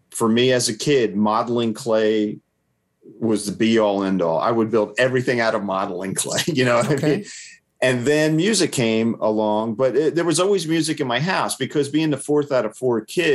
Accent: Toms River, New Jersey, United States; now in Tennessee, United States; my hometown of Toms River

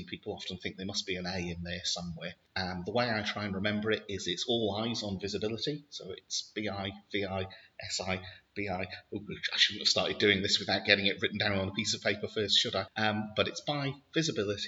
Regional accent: Wales, United Kingdom; accent: Welsh; I'm Welsh

